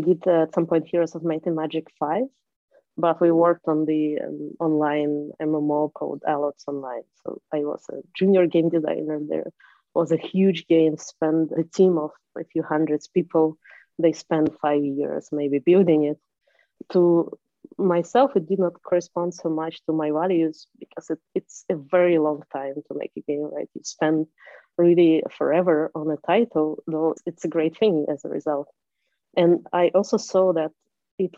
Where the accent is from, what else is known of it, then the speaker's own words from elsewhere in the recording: Moscow, Russia; I am from Moscow, from Russia, and that's been a city where the industry was very developed even when I was younger